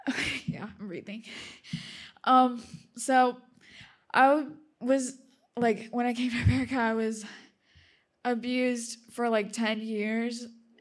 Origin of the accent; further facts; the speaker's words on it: Russia; born there; I'm just going to tell you a little bit, like my own little testimony. So I was born in Russia